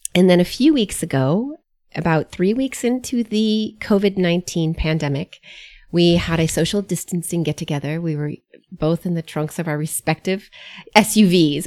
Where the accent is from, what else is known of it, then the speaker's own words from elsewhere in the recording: United States; I was born and reared in the United States, though, first generation American